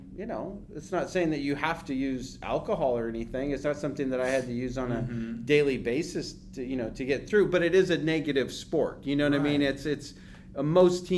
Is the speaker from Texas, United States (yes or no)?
no; Concord, California, United States; I grew up in Concord, so in Contra Costa County in the East Bay